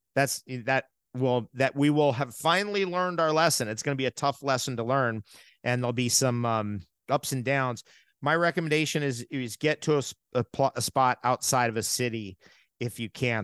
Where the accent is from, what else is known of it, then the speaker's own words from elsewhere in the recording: United States; moved away; I'm originally from New York and New, and New, Jersey